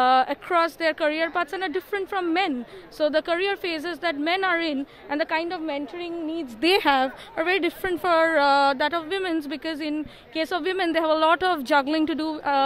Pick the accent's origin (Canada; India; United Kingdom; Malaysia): India; I'm from India.